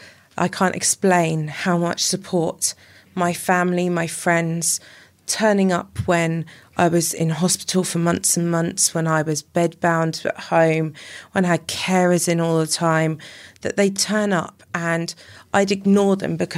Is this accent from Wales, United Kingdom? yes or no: yes; Llanelli, Wales, United Kingdom; Brought up in Llanelli.